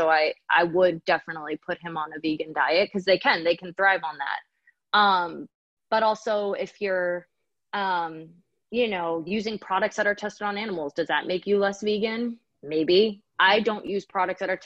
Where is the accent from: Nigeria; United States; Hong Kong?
United States; New Hampshire; my older sister and I grew up in New Hampshire together